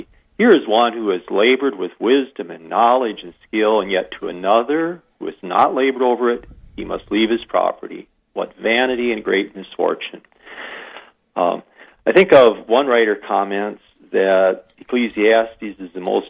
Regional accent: Iowa, United States; moved away as an adult; also born or lived in South Dakota; now in Wagner, United States; I'm an import from Iowa

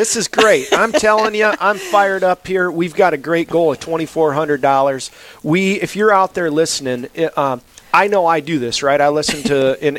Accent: South Dakota, United States; We're from South Dakota

